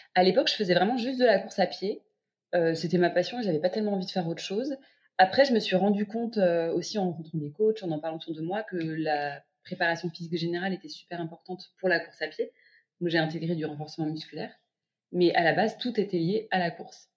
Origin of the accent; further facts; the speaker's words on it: Paris, Île-de-France, France; je suis une Parisienne de 32 ans